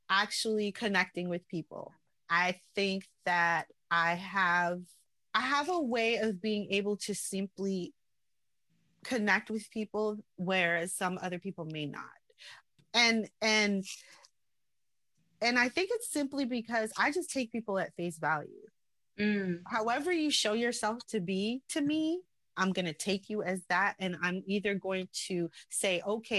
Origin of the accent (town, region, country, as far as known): New York City, New York, United States; born or raised there; also born or lived in Salt Lake City, Utah, United States